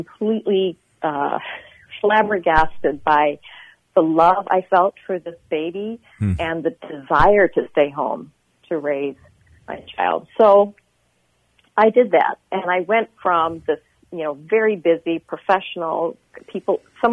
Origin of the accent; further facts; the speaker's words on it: Pakistan; moved away; also born or lived in Nigeria; I grew up in, I come from Pakistan originally. That's where my parents are from.